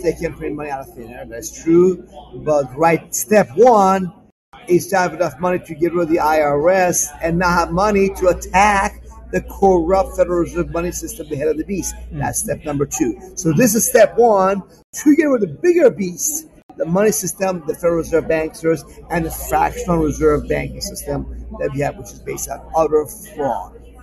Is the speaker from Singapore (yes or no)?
no; Iran; now in United States; I'm an immigrant from Iran.